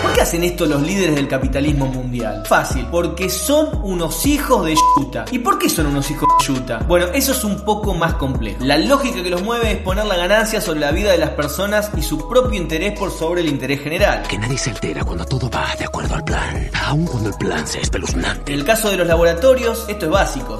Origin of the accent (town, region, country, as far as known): Argentina